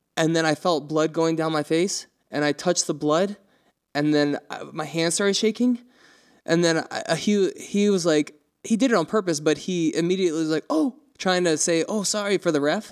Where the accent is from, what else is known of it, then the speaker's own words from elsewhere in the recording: North Carolina, United States; moved away; also born or lived in Montana; we were from there